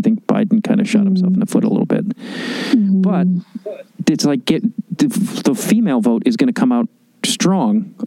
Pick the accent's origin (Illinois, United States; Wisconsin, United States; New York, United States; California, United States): Illinois, United States; Chicago; now in Los Angeles, United States; I grew up in Chicago